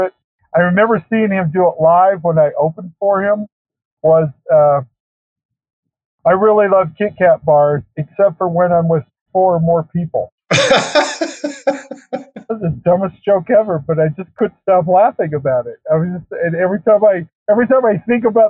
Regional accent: Utah, United States; I grew up in Utah

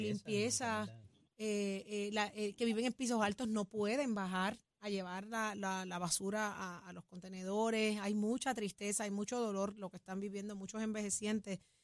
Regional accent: Puerto Rico; somos buenos puertorriqueños

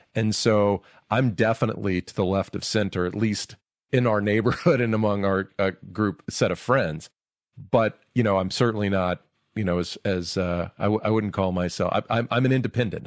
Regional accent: Georgia, United States; moved away; I'm from Georgia

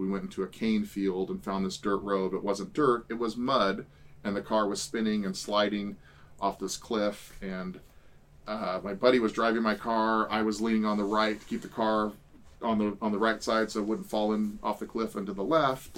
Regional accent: California, United States; we're from the West Coast, from California

